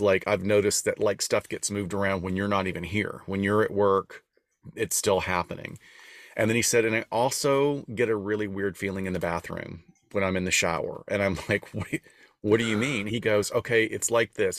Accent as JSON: {"language": "English", "region": "Deep South", "country": "United States", "tie": "born or raised there", "also_born_or_lived": "Los Angeles", "moved": "yes", "said": "we're both from an area of the country. We're from the Deep South"}